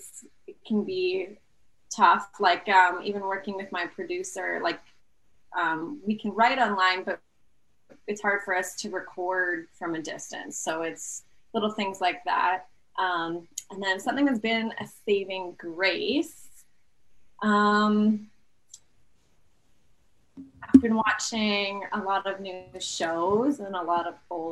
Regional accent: St. Albert, Alberta, Canada; now in Edmonton, Canada; I was born in St. Albert, Alberta. Okay. And I lived there my whole life, except for this past year. I've just been in Edmonton

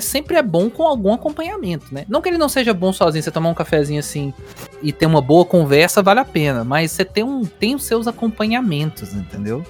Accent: Minas Gerais, Brazil

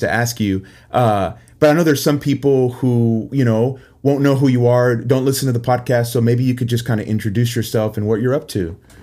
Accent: Puerto Rico; I'm from Puerto Rico

